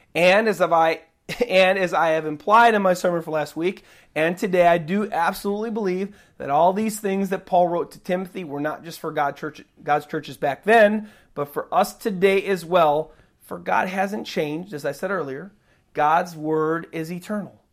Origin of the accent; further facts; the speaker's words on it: United States; I'm an American, and this is what I see here in my country